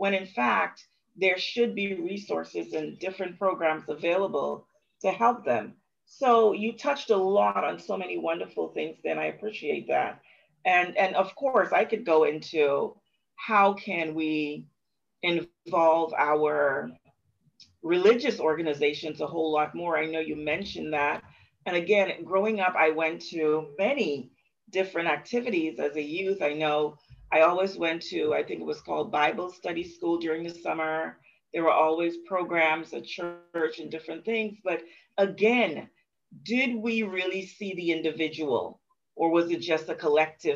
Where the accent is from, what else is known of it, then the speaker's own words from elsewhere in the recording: Bahamas; growing up in the Bahamas, I have often been one to say, oh, we're just a happy-go-lucky people